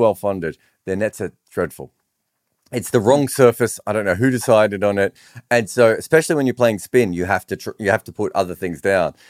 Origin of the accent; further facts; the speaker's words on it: Australia; I grew up in Australian cricket when they were really good